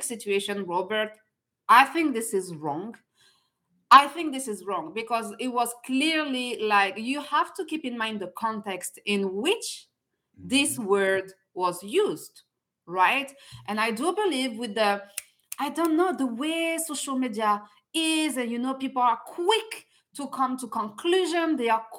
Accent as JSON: {"language": "English", "country": "France", "moved": "yes", "lives_now": "Canada", "said": "I'm originally from France"}